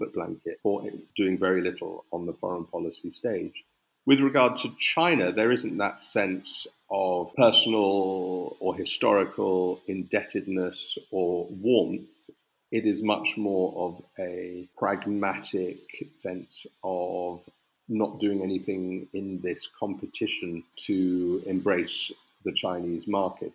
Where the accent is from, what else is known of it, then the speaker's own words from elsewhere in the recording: United Kingdom; as a Brit